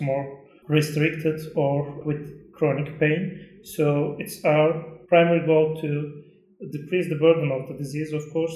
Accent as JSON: {"language": "English", "country": "Turkey", "said": "from Turkey"}